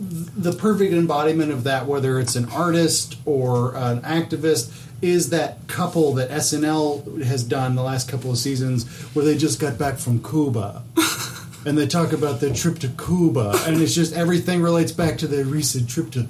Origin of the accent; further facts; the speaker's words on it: Argentina; that is America pushing my home country of Argentina.